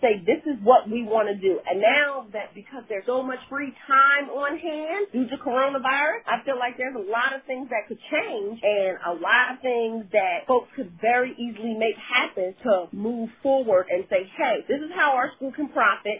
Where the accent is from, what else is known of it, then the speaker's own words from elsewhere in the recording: New Jersey, United States; moved away as an adult; also born or lived in Louisiana; So I'm from Jersey, South Jersey, right across the bridge from Philly.